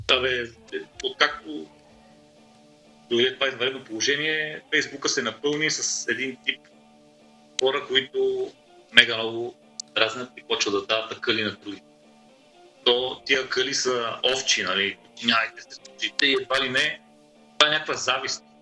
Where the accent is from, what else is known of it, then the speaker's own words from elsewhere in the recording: Sofia, Sofia City, Bulgaria; Аз съм софиянец и вие селени, излезли от София, нали, защото ме яд, че аз нямам кое село да отида